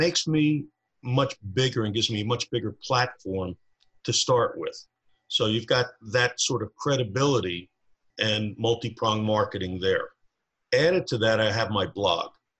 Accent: New Jersey, United States; now in Truckee, United States; originally I'm from New Jersey

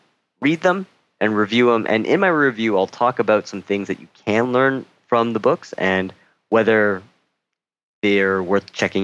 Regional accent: Toronto, Ontario, Canada; moved away as an adult; now in Seoul, South Korea; I'm from Canada, specifically Toronto

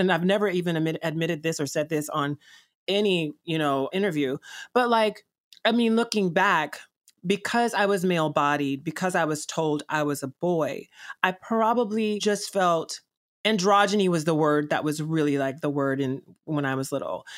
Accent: Columbus, Georgia, United States; also born or lived in Chicago / Atlanta; I was born in Chicago and raised in Columbus slash Atlanta, Georgia

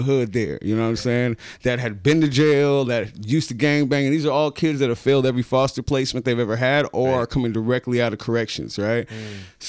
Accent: San Francisco, California, United States; when I grew up in Hunters Point, everybody was my uncle or my auntie

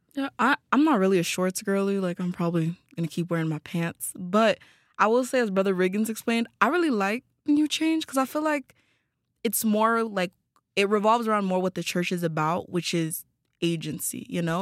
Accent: Tanzania; moved away as an adult; I'm from Tanzania

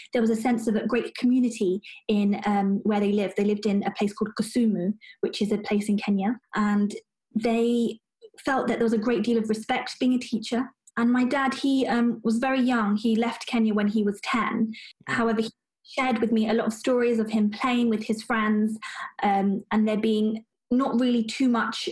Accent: United Kingdom; I'm British born and bred

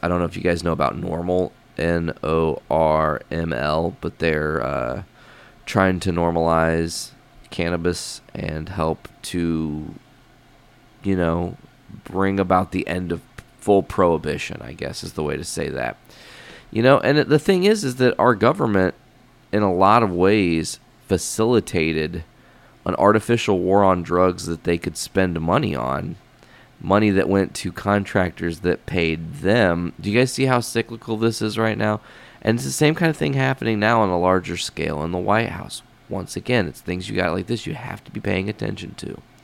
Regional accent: Hoopeston, Illinois, United States; my hometown is small

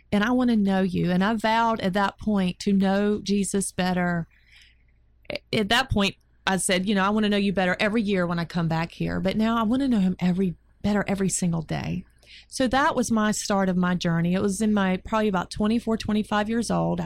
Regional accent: North Carolina, United States; My hometown

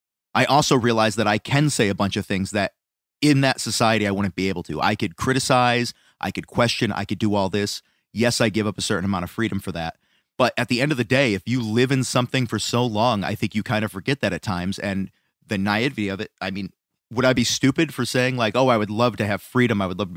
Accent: Scotland, United Kingdom; I can't help it that I'm Scottish and I have red in my beard.

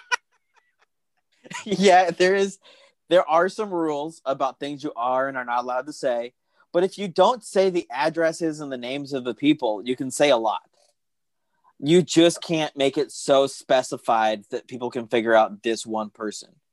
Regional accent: Pima County, Arizona, United States; I'm from Pima County

